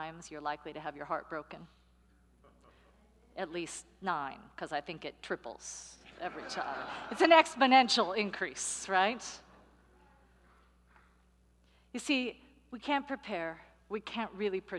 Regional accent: San Francisco, California, United States; moved away; also born or lived in New York; I'm from San Francisco. I lived 10 years in New York.

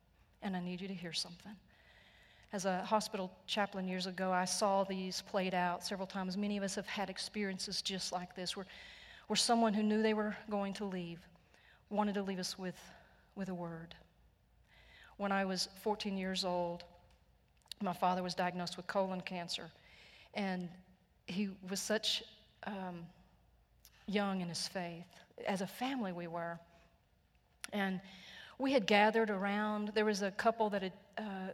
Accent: Texas, United States; I am so Texan. I am so redneck

